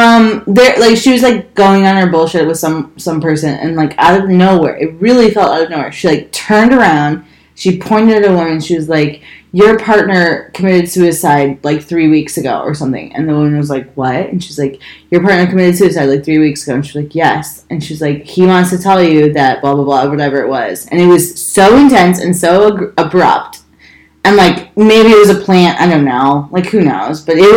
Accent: Chicago, Illinois, United States; I'm from Chicago.

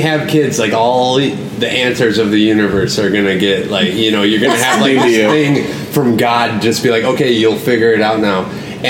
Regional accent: Rhinelander, Wisconsin, United States; also born or lived in Culver City, California; I'm from Rhinelander.

